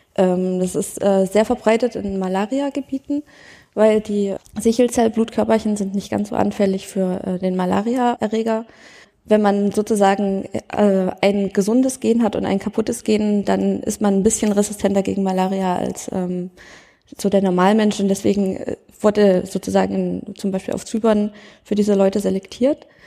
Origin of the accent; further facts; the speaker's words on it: Thuringia, Germany; ich komme nur aus Thüringen, aber nicht aus der Ecke